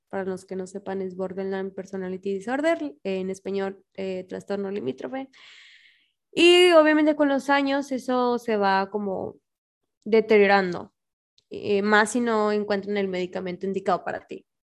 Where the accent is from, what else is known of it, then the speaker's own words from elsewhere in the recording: Monterrey, Nuevo León, Mexico; moved away; also born or lived in Torreón; Yo soy de Monterrey, pero en ese tiempo yo vivía